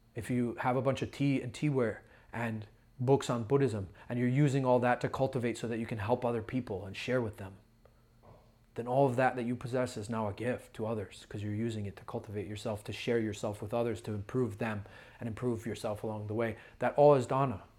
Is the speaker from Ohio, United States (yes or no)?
yes; Ohio, United States; I'm a brother from Ohio.